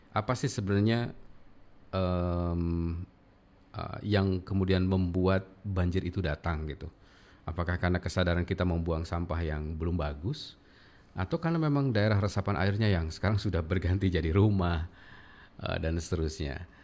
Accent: Kuningan, West Java, Indonesia; Yang di Kuningan juga karena saya orang Kabupaten Kuningan, di Kuningan juga pernah itu ada banjir yang sangat besar sekali di sekitar uh, Cibingbin

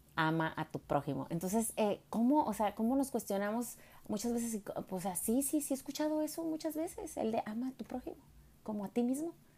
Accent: Jalisco, Mexico; Cuando iba a la iglesia católica que mi papá me llevaba, pues soy de Jalisco

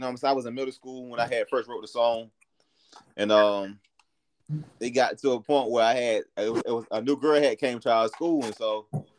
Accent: Tallahassee, Florida, United States; The first song I did was at Riley Elementary School here in Tallahassee, Florida.

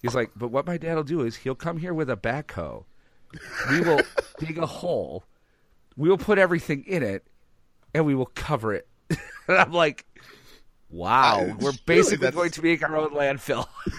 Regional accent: Ireland; Like, so you're calling me Italian? I'm sorry, sir. I'm Irish.

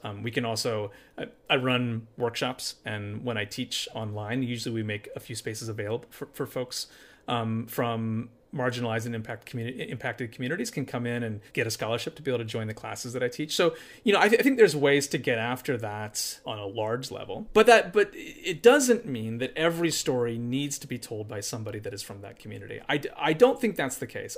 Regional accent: Appalachia, United States; now in Charlottesville, United States; I'm from Appalachia, it's where I grew up.

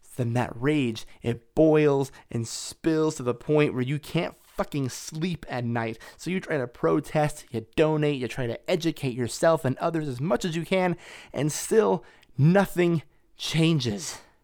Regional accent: Las Vegas, Nevada, United States; My hometown, Las Vegas

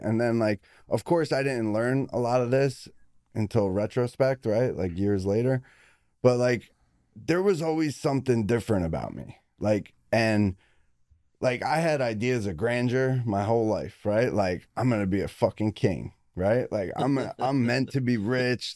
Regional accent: Belleville, New Jersey, United States; I was born in Belleville, New Jersey

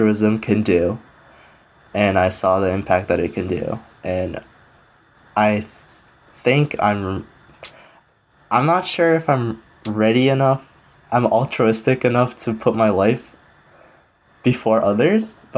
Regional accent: Kyrgyzstan; moved away; I was born in Kyrgyzstan, which is a Middle Eastern country or Central Asian country.

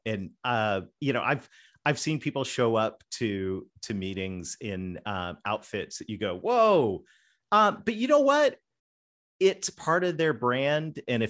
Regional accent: Canada; accent: Southern; I'm a Canadian kid with a Southern accent, right?

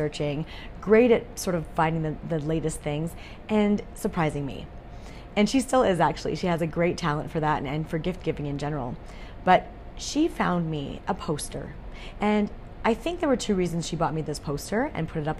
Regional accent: Calgary, Alberta, Canada; I was born in Calgary, Alberta

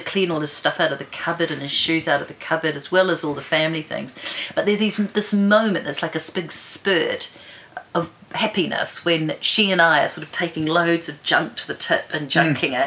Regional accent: Wellington, New Zealand; also born or lived in Zambia / Bermuda; grew up in mostly in Wellington

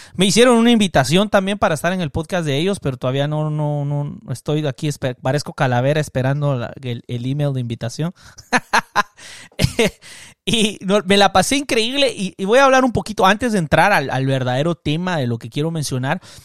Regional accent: Cobán, Alta Verapaz, Guatemala; moved away; yo tengo el equipo de mi infancia, el Cobán Imperial de Guatemala, que no lo pasan en la televisión y que rara vez yo pude ver, que mi papá me llevó un par de veces a verlos jugar. De ahí me mudé fuera de mi pueblo

